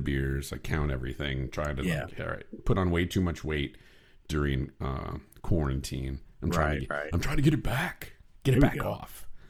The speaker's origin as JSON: {"language": "English", "town": "Chicago", "region": "Illinois", "country": "United States", "tie": "born or raised there", "said": "I grew up in Northern Illinois, Chicagoland area, going up to Wisconsin."}